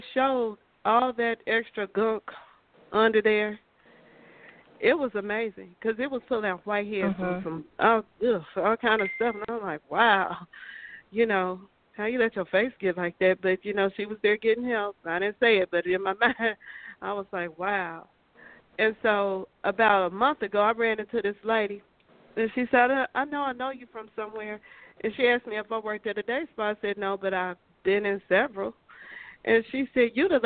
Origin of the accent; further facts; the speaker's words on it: Midwest, United States; moved away; also born or lived in the South; I'm from the Midwest, so we do things a little bit different